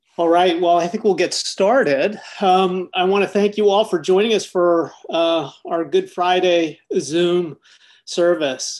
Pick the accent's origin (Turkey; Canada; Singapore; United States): Canada; Toronto, Ontario; when I was growing up in Toronto, Canada